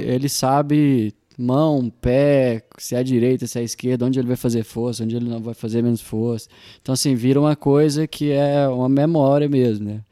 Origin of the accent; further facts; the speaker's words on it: Coromandel, Minas Gerais, Brazil; now in Uberlândia, Brazil; sou de Coromandel, moro aqui em Uberlândia tem alguns anos.